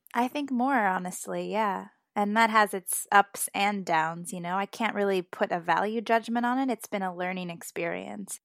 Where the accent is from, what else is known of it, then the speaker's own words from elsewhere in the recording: United States; I'm American